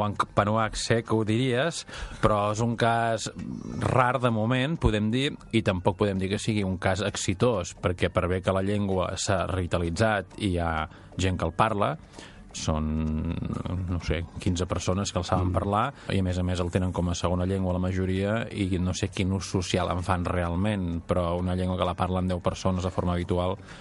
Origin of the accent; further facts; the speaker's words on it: Catalonia, Spain; nosaltres som catalans